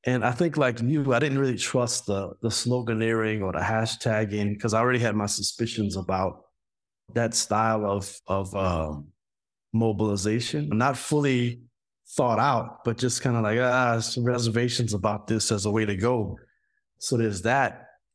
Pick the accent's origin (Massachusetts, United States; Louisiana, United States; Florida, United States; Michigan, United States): Louisiana, United States; South; moved away; I grew up in Louisiana during the period of the Carson expansion